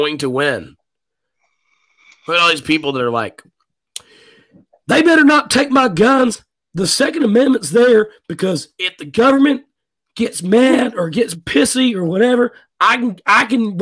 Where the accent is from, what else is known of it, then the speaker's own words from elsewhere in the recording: United States; we're American